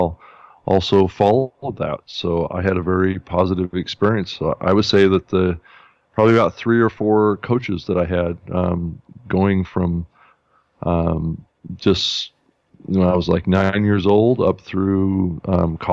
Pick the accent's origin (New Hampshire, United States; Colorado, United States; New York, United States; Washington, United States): Washington, United States; Spokane; now in Seattle, United States; I was born in Spokane, Washington, up in the beautiful state of Washington.